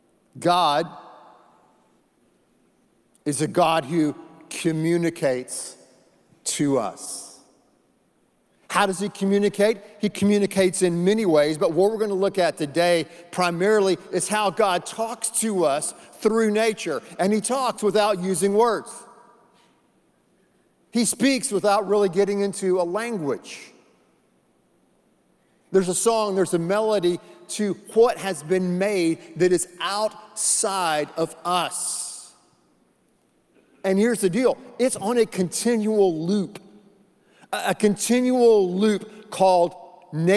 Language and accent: English; North Carolina, United States; When I was a little boy, we grew up in North Carolina in the Smoky Mountains.